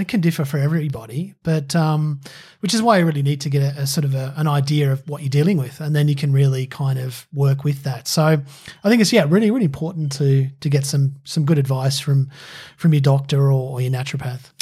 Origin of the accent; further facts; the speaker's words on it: Australia; it's ingrained in me as an Aussie